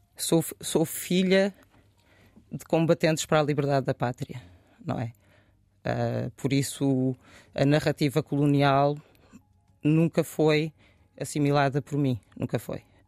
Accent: Oeiras, Lisbon, Portugal; moved away as an adult; also born or lived in Bissau, Guinea-Bissau / Benfica, Lisbon; cresci em Oeiras e depois em Benfica

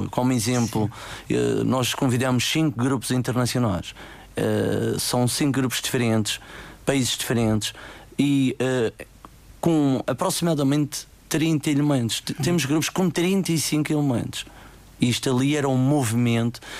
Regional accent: Monte, Madeira, Portugal; Eh, nós somos do Monte e eh, é um gosto enorme falar do Monte.

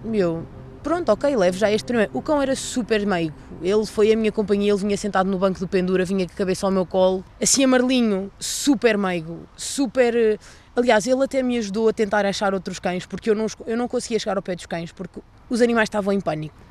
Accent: Castanheira de Pera, Centro, Portugal; tenho 21 anos e sou de Castanheira de Pera

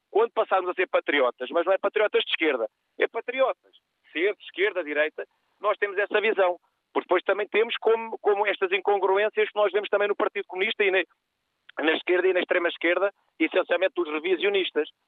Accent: Portugal; also born or lived in Faro; nós todos somos portugueses

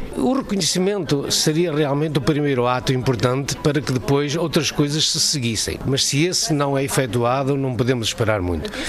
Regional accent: Portugal; also born or lived in Brasília, Brazil; now in Germany; só sou português

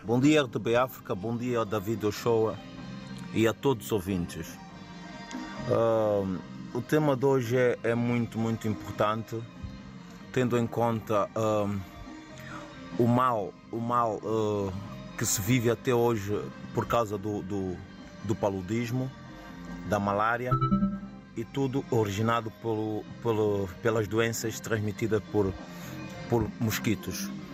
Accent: São Tomé & Príncipe; moved away; eu, eu como santomense que sou, o meu país

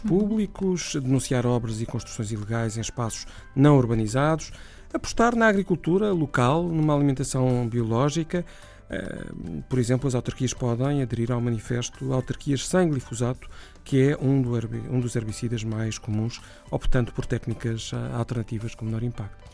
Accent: Setúbal, Portugal; cidade de Setúbal, onde nasci

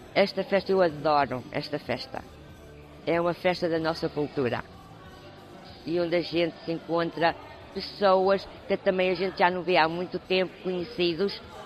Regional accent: Lisbon, Portugal; now in United States; Eu sou de Lisboa

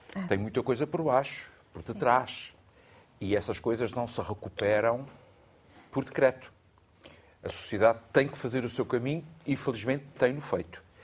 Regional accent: Angra do Heroísmo, Azores, Portugal; Na Ilha Terceira, em Angra do Heroísmo

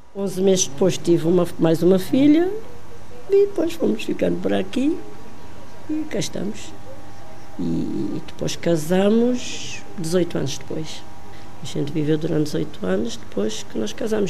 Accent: Ribeira Grande, Santo Antão, Cape Verde; moved away as an adult; now in Cova da Moura, Portugal; Sou de Santo Antão. Nasci em Santo Antão, Ribeira Grande. Mais precisamente em Monte Joana, que é onde eu nasci. Quando saí de, de lá tinha 19 anos.

